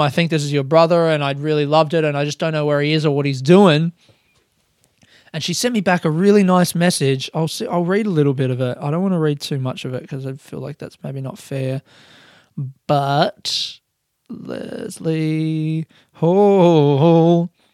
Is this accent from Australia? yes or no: yes; Adelaide, South Australia, Australia; moved away as an adult; now in Melbourne, Australia; I'm a comedian from Adelaide, Australia, living in Melbourne